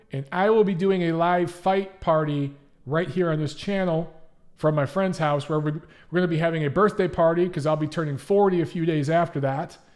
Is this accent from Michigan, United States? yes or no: yes; Detroit, Michigan, United States; I grew up in Detroit